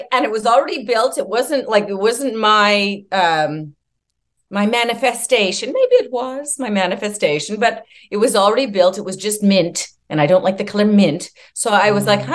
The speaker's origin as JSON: {"language": "English", "country": "Canada", "moved": "yes", "said": "I'm from Canada."}